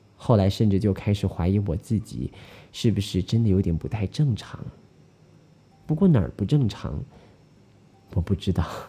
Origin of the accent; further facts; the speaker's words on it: Malaysia; 我们马来西亚人